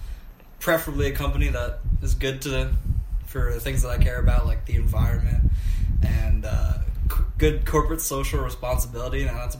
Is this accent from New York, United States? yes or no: yes; Highland, New York, United States; I am a second semester junior from a little town called Highland, New York.